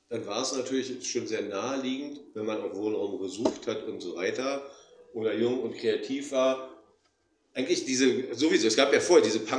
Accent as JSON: {"language": "German", "region": "Berlin", "country": "Germany", "said": "Wir, wir kommen halt aus West-Berlin. West-Berlin ist ja der amerikanische Sektor gewesen."}